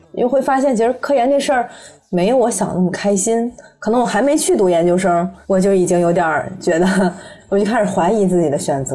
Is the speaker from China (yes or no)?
yes; Shanxi, China; 就家乡山西嘛，也不是那种特别发达的嗯。省份